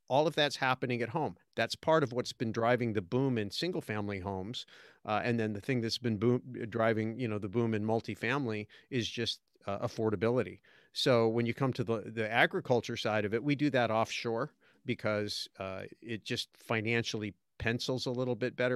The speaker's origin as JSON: {"language": "English", "region": "California", "country": "United States", "tie": "born or raised there", "moved": "as an adult", "said": "I was accidentally born in California"}